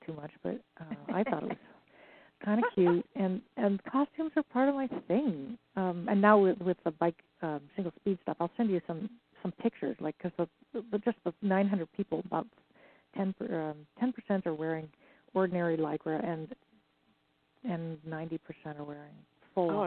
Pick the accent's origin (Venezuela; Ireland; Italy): Ireland; I'm Irish